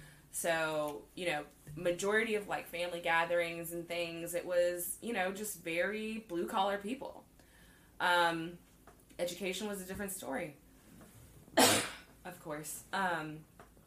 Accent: Mobile, Alabama, United States; now in Houston, United States; I was born in Mobile

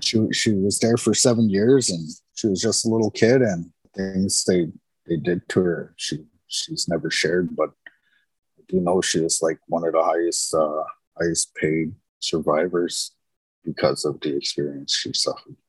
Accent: Winnipeg, Manitoba, Canada; I was kind of born and raised in Winnipeg

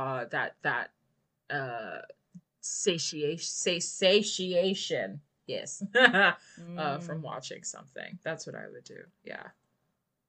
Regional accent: New York City, New York, United States; I'm from the Bronx

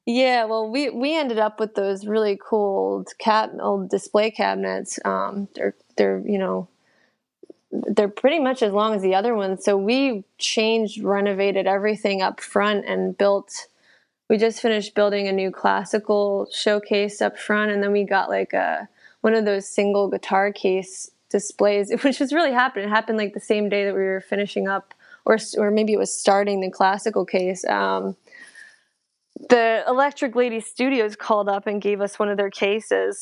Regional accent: New Jersey, United States; now in New York City, United States; I grew up in Jersey

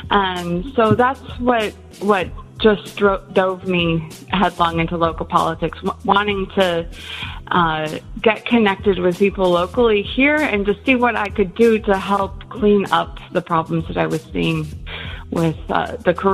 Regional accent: Illinois, United States; born there; moved away; also born or lived in South Korea; I was born in Illinois. My parents moved around quite a bit when I was a kid, and we ended up in Korea when I was in high school

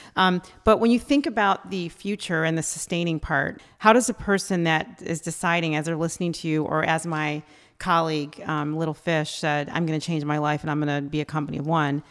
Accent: United States; we're American

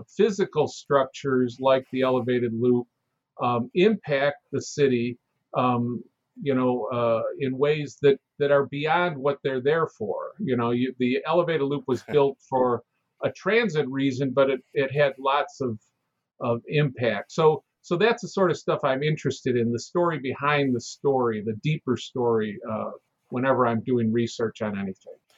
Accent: Chicago, Illinois, United States; I'm born and raised in Chicago

